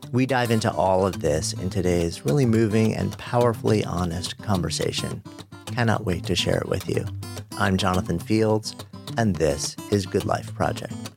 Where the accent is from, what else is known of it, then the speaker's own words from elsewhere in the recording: New York City, New York, United States; being a New Yorker